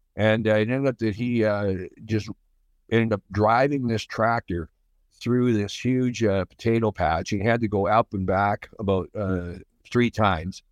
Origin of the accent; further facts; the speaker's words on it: Speers, Saskatchewan, Canada; It was north of Saskatoon, east of North Battleford, a little place called Spears, Saskatchewan